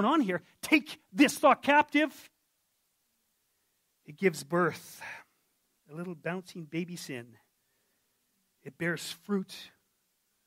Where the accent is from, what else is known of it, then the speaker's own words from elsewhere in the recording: Yukon, Canada; I'm from the Yukon